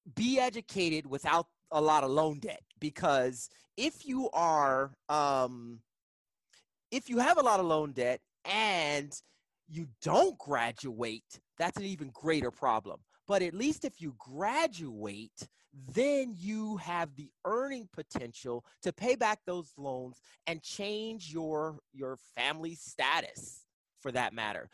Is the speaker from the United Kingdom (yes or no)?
no; East Coast, United States; moved away as an adult; now in Kansas, United States; I'm originally from the East Coast